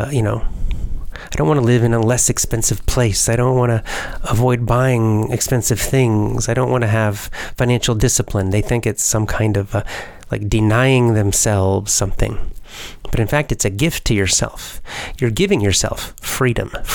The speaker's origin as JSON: {"language": "English", "country": "United States", "said": "I'm American"}